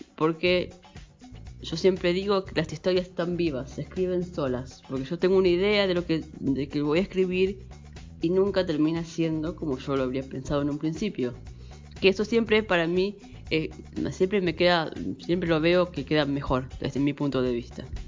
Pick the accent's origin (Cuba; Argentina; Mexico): Argentina; Castelar, Buenos Aires Province; Soy de Buenos Aires, Argentina, la zona oeste, Castelar